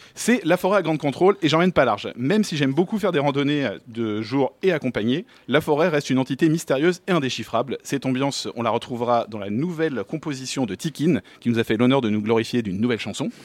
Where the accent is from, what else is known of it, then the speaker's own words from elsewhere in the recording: Paris, Île-de-France, France; je suis né à Paris, un citadin, un vrai depuis que je suis petit